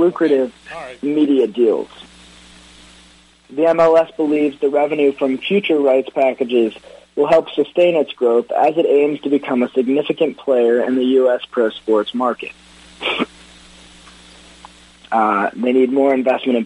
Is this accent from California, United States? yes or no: no; Detroit, Michigan, United States; born or raised there